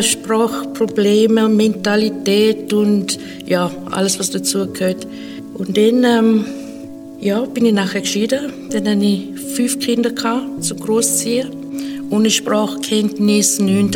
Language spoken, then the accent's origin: German; Zimbabwe; now in Switzerland; Ich bin aufgewachsen in Afrika, in Simbabwe und seit einigen Jahren schon in der Schweiz